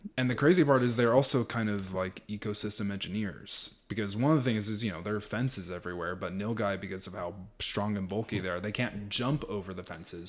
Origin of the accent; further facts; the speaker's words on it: Los Angeles, California, United States; now in Texas, United States; I grew up in Los Angeles, California